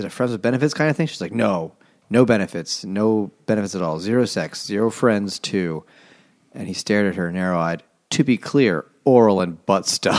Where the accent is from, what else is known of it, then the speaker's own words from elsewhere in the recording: Canada; As a Canadian